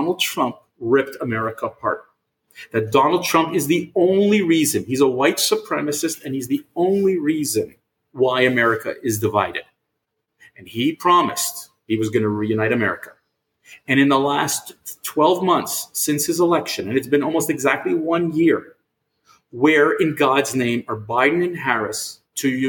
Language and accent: English; Canada; as a Canadian